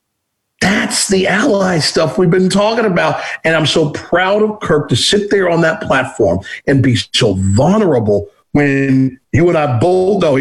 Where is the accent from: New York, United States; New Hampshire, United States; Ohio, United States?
Ohio, United States; Cincinnati; I grew up in Cincinnati, Ohio.